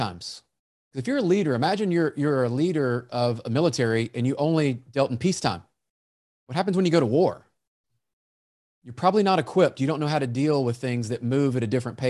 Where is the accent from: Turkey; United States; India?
United States; Memphis, Tennessee; I grew up in Memphis, Tennessee